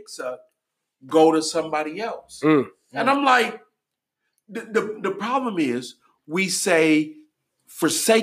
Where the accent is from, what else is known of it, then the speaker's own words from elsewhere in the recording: Detroit, Michigan, United States; I grew up in Detroit